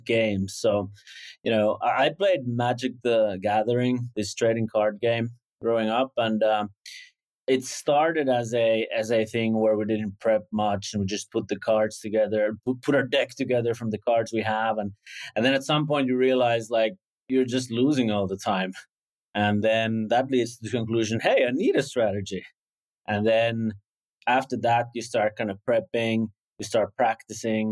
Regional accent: Hyvinkää, Uusimaa, Finland; I'm from Hyvinkää, Finland.

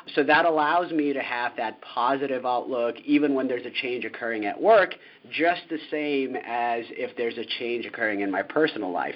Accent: United States; moved away as an adult; as an American moving abroad

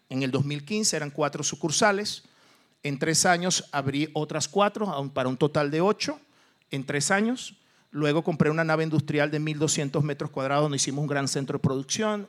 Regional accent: Venezuela; moved away as an adult; also born or lived in Portugal; now in Mexico; yo soy portugués de nacimiento, criado en Venezuela, pero ahora soy mexicano

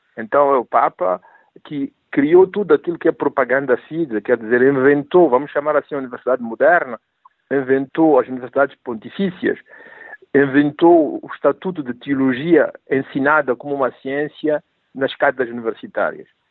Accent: Mozambique; moved away as an adult; also born or lived in Rome; eu vinha de Moçambique, mas tudo o que eu sabia de África era Moçambique

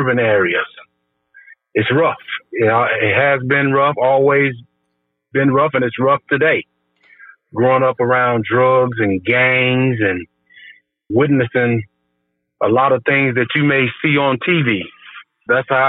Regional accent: Chicago, Illinois, United States; born and raised in Chicago

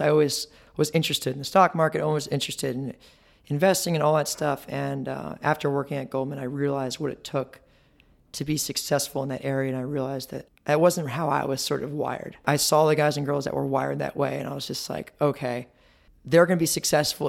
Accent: Marietta, Georgia, United States; also born or lived in Ohio; I was born in Ohio, raised in Georgia, Marietta, Georgia

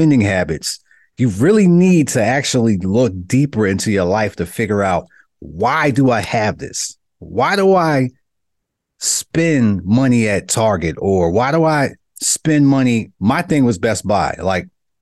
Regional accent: New York City, New York, United States; growing up in Brooklyn

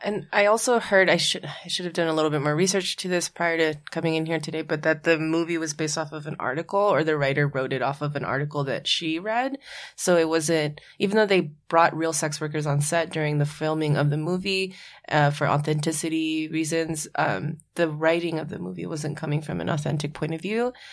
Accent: Hawaii, United States; now in New York, United States; when I grew up in Hawaii, I would be excluded from spaces because of my last name

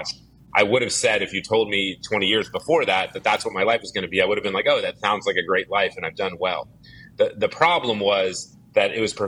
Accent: Dallas, Texas, United States; I grew up in Dallas, Texas

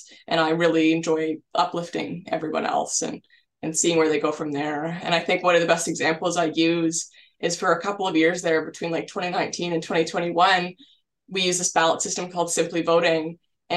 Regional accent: Ottawa, Ontario, Canada; moved away as an adult; also born or lived in Kingston, Ontario; I'm from Ottawa, so I'm making a big move out to the big city

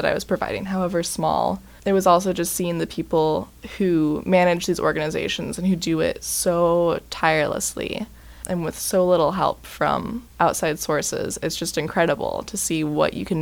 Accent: Bloomington, Indiana, United States; Growing up in Bloomington

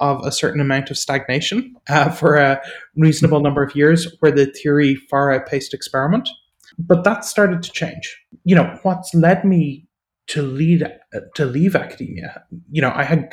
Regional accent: Ireland; I grew up in Ireland, as people might guess from my accent

